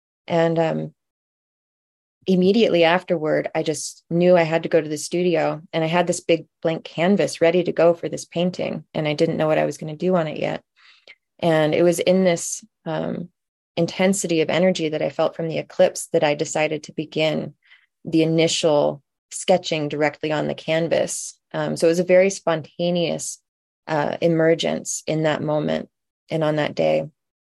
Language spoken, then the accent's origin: English; Olympia, Washington, United States; I wanted to represent my hometown of Olympia, where I was living at the time.